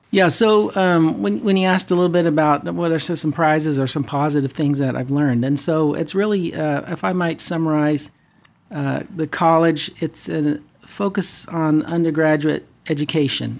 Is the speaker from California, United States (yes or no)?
yes; Fresno, California, United States; moved away as an adult; also born or lived in Denver, Colorado / Irvine, California / Bay Area, California; now in Orange County, United States; born and raised in the Central Valley in Fresno